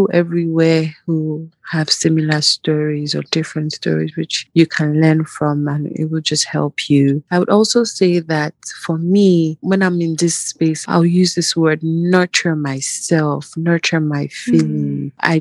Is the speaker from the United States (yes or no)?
no; Nigeria; moved away as an adult; I grew up basically in Nigeria and all that. Part of my university was in Nigeria